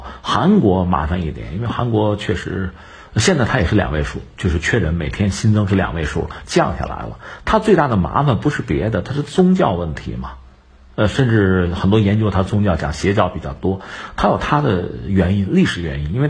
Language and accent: Chinese; China; 我们中国人